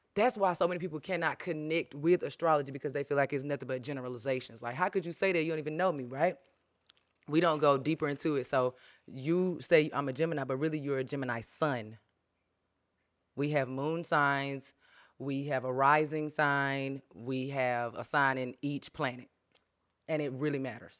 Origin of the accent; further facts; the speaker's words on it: Pleasant Hill, United States; I'm from Pleasant Hill